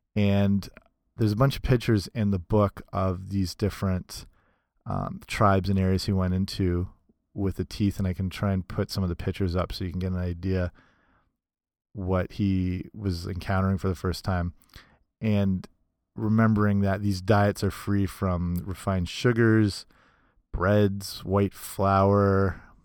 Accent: Canada; I'm Canadian

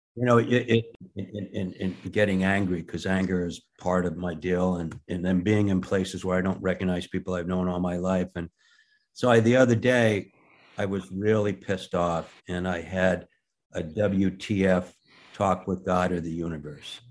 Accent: Rye, New York, United States; We grew up in Rye outside Manhattan

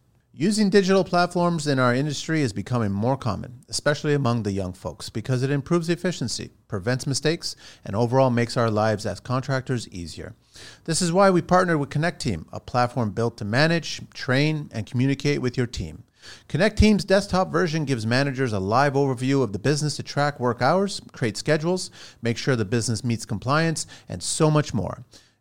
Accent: France; born there; I was born in France, but my family's Portuguese. But I've got a Portuguese passport, but the French government wouldn't give me a French passport.

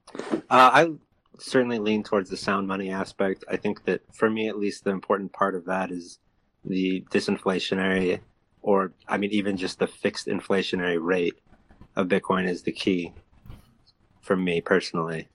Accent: California, United States; I'm from California, and I, I actually work at a casino.

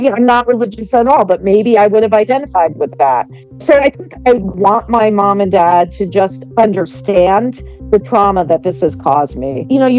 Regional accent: Northeast, United States; I am from the Northeast. I currently live in New England, and I am 56 years old.

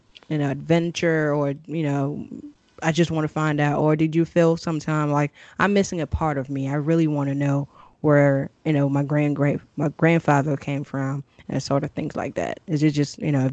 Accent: Cameroon; now in United States; I'm foreign born, or those of you who might not know, I'm from Cameroon.

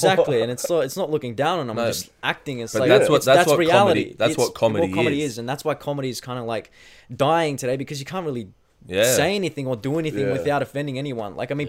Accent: New South Wales, Australia; born or raised there

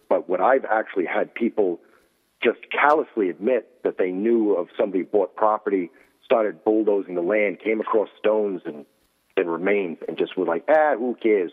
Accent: Rhode Island, United States; here in Rhode Island, in my hometown.

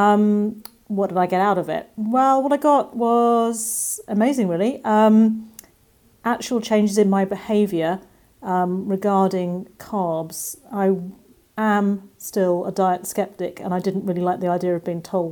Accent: England, United Kingdom; accent: English; I live in England, as you can probably hear from my accent

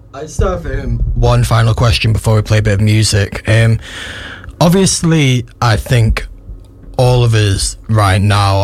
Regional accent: United Kingdom; I don't think I've ever felt proud to be British. I've never been like, oh my gosh, I'm British, yes.

